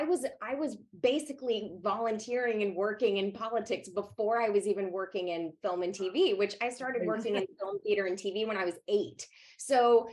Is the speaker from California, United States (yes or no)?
no; Savannah, Georgia, United States; I grew up in Georgia and my father was a politician.